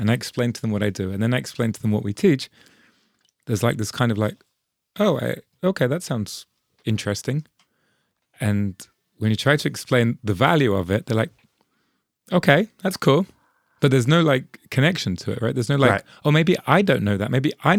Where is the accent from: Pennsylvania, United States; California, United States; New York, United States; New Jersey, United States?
New York, United States; I grew up in New York, so okay.